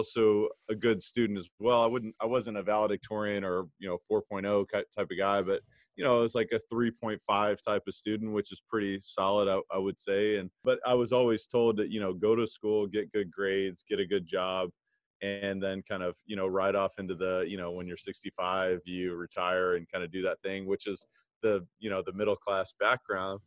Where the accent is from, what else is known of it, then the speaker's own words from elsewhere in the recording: Louisville, Kentucky, United States; I played basketball growing up. I'm from Kentucky, Louisville, Kentucky